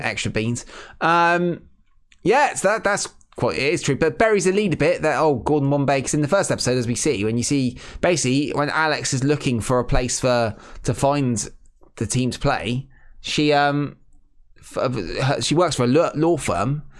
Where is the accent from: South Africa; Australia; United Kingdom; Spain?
United Kingdom; England; being English people